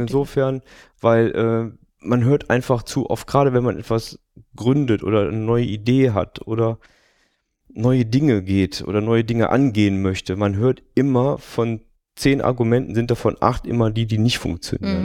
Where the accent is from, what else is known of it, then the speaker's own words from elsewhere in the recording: Düsseldorf, North Rhine-Westphalia, Germany; ich bin in dieser herrlichen Stadt geboren